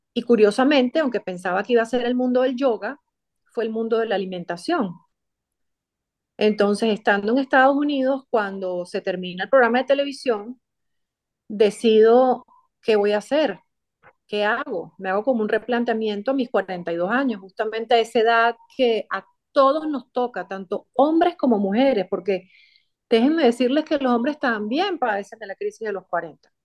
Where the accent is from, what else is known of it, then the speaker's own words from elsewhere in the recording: Venezuela; moved away; soy venezolana, en mi país natal me gradué como comunicadora social